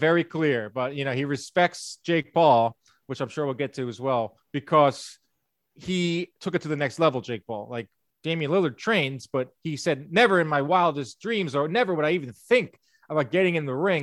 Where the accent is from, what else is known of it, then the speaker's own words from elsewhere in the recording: New York, United States; as a New Yorker.